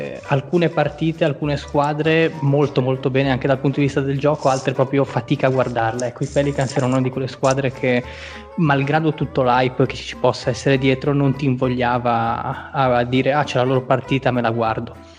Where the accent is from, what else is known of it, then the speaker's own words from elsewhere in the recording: Tuscany, Italy; sono, anzi peggio, sono toscano